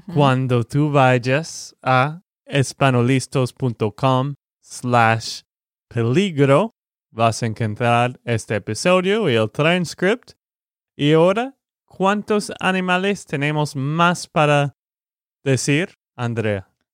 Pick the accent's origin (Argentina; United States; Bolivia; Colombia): United States; Texas; de Texas, Estados Unidos